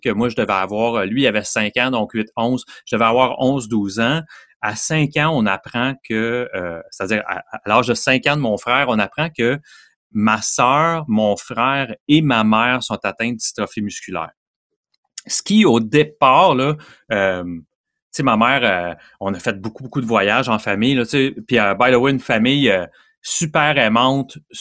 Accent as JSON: {"language": "French", "town": "Montreal", "region": "Quebec", "country": "Canada", "tie": "born or raised there", "said": "je viens de Montréal, un petit gars de l'Est de Montréal"}